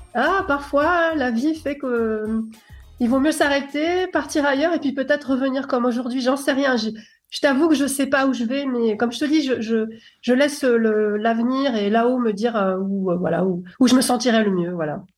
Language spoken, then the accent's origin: French; Paris, Île-de-France, France; moi je suis née à Paris